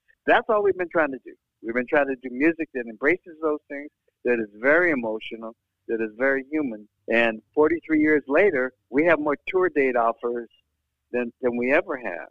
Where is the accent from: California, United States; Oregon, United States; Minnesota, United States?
California, United States; Los Angeles; I was born and raised in East L.A.